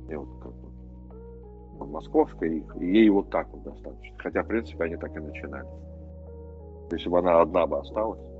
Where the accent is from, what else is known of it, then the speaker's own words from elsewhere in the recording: Ufa, Bashkortostan, Russia; moved away; Хотя мы из Уфы переехали